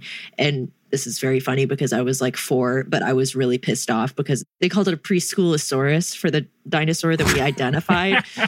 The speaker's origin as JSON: {"language": "English", "region": "North Carolina", "country": "United States", "said": "I'm from North Kakalaki"}